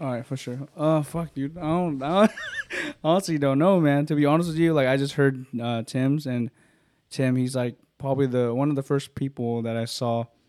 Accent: Stockton, California, United States; I'm from Stockton, California

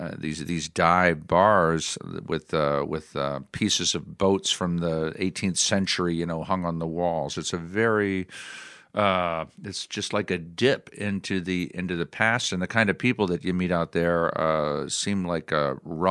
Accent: East Coast, United States; moved away as an adult; also born or lived in Midwest; now in Los Angeles, United States; I was born and raised on the East Coast

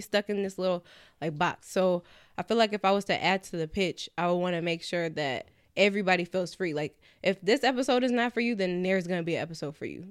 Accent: California, United States; now in New York, United States; I'm from Cali

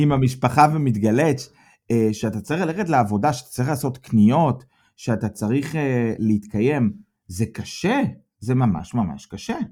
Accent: Petah Tikva, Central District, Israel; moved away as an adult; now in Germany; מפתח תקווה

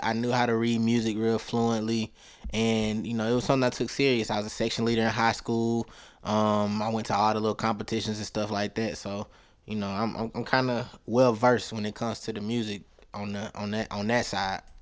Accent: Tuscaloosa, Alabama, United States; also born or lived in Huntsville, Alabama; I was born and raised in Tuscaloosa, Alabama, home of the Crimson Tide

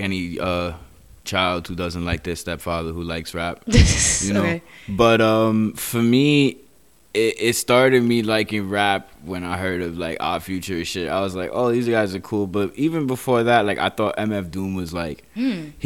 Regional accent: New York City, New York, United States; I'm from Queens, New York

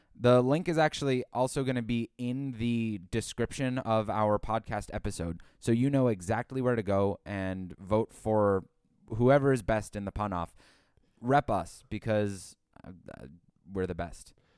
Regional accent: Boston, Massachusetts, United States; born or raised there

